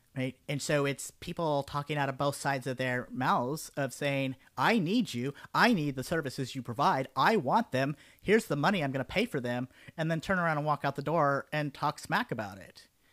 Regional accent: Denver, Colorado, United States; now in Houston, United States; I was growing up in Denver, and then I moved here to Houston

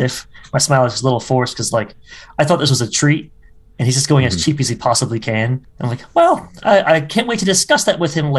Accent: Minnesota, United States; And, you know, I'm from Minnesota. I would rather not go somewhere snowy

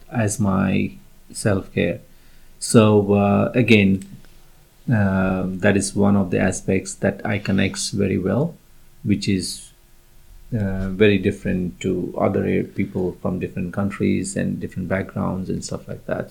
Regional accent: India; moved away; I was born in India and uh, raised in India

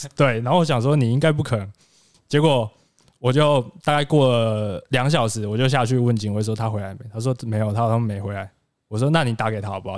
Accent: Pingtung County, Taiwan; moved away as an adult; now in Taoyuan, Taiwan; 我是一个来自屏东的

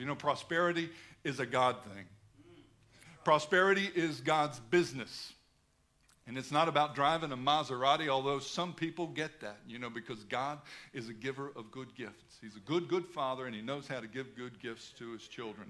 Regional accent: United States; moved away as an adult; now in Australia; I'm an American

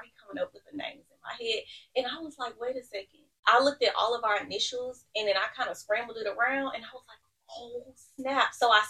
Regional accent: Missouri City, Texas, United States; I am 27. I'm from Mo City, Missouri City, if you're not from Houston.

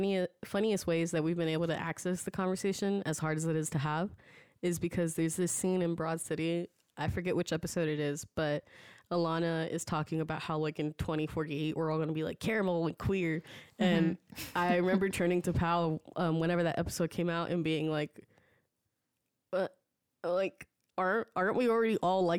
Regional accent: United States; Like, to me, that sounds like the most accurate representation of how I have existed as an American, like 2.5 or 1.5 or 3.5, like whatever it is, you know?

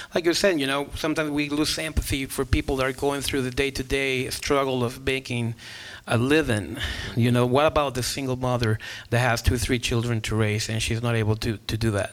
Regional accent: Guatemala; English is a second language; moved away as an adult; I grew up in Guatemala and grew up looking at missionaries coming from the States all the time

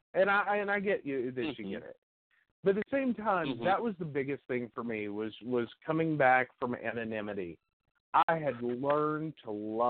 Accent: Princeton, West Virginia, United States; born or raised there; also born or lived in North Carolina; now in Oak Hill, United States

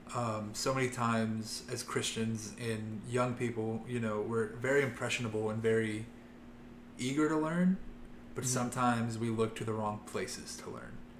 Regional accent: Loveland, Ohio, United States; I grew up in Loveland, Ohio, a small town kid

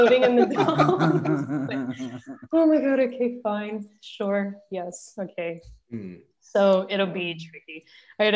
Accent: United States; now in Pakistan; I'm from America

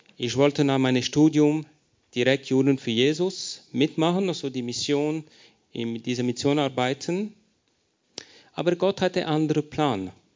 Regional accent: Lausanne, Vaud, Switzerland; first language French; German is a second language; moved away as an adult; now in Paris, France; ich bin erzogen in der Schweiz, in Lausanne, französischer Teil

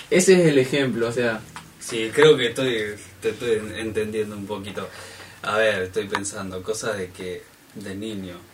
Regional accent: Buenos Aires, Argentina; now in Puerto Madryn, Argentina; Si bien vengo de Buenos Aires, pero ya hace unos 14 eh, años más o menos que estoy acá en Puerto Madryn.

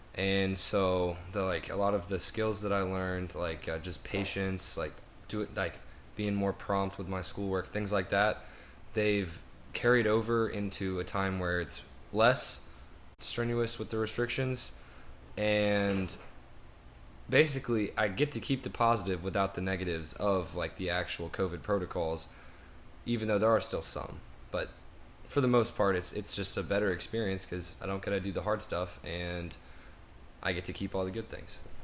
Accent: Nashville, Tennessee, United States; I'm from Nashville, Tennessee

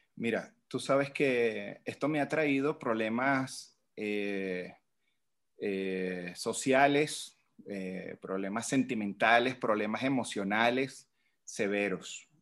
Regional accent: Venezuela; moved away as an adult; now in Mexico; yo salí de Venezuela con un plan

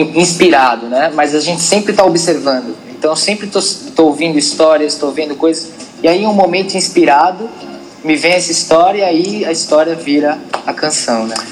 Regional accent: Brazil; a gente é brasileiro

